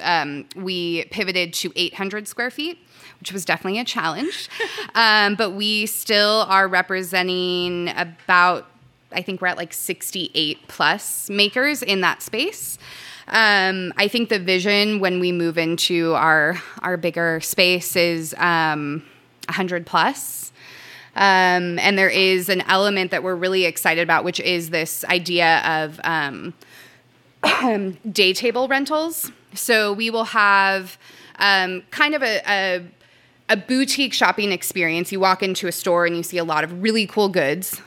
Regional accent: Southern California, United States; moved away as an adult; also born or lived in Santa Cruz; I moved from Southern California to Santa Cruz to go to school. Um, and for me, I call myself a SoCal survivor

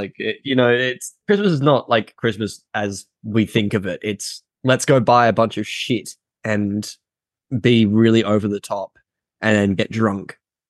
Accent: Australia; think there's a certain weird thing about being Australian. I don't know if this is because I grew up Australian

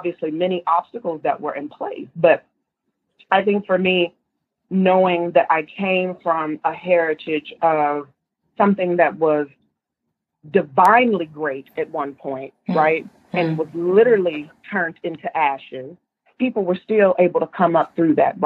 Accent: Tulsa, Oklahoma, United States; moved away as an adult; now in Seattle, United States; I'm from Oklahoma, I say that proudly

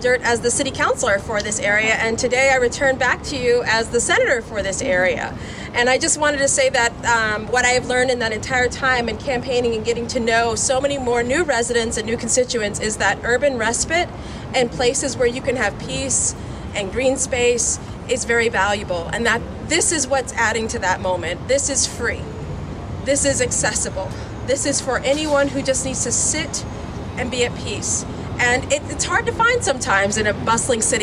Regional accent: Boston, Massachusetts, United States; I grew up in East Boston, not too far away.

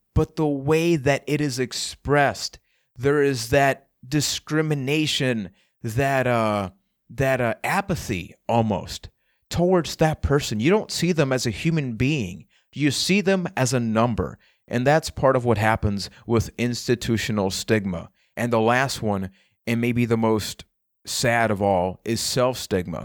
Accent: Puerto Rico; I am from Puerto Rico.

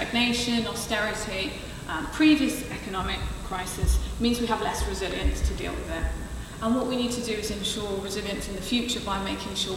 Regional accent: Swansea, Wales, United Kingdom; Swansea's my hometown

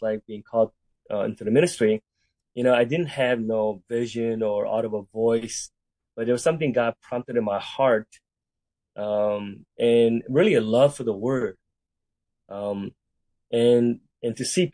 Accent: Cerritos, California, United States; also born or lived in Seoul, South Korea; I was born in Korea, and then about 5 years old, my parents immigrated from Korea to the United States. And we end up in Southern California, where I grew up and went to high school in the city of Cerritos.

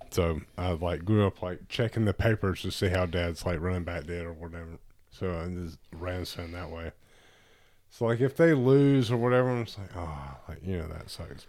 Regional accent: Tuscaloosa, Alabama, United States; I grew up in Tuscaloosa

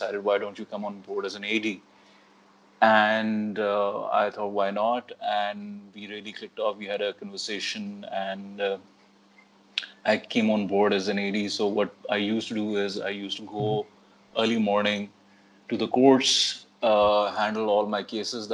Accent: Islamabad, Islamabad Capital Territory, Pakistan; moved away as an adult; now in Karachi, Pakistan; I'm originally from Islamabad. I recently moved to Karachi

